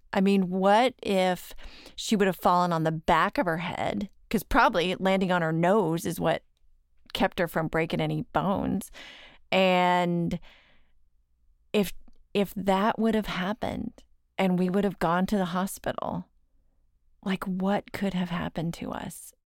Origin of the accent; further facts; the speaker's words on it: Dallas, Texas, United States; I'm from Dallas